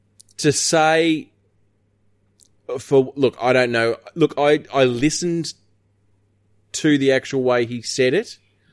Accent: Australia; We're Australian.

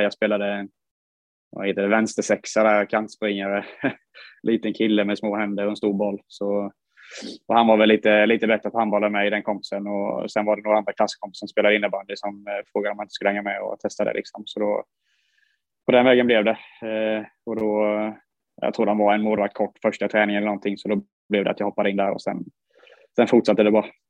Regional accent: Huskvarna, Jönköping County, Sweden; där vi växte upp uppe i Huskvarnaberget

